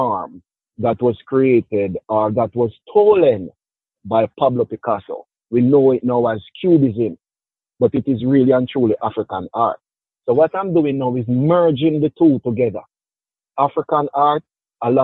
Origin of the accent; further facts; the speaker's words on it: Jamaica; moved away as an adult; now in New York, United States; I'm originally from Jamaica, fully bred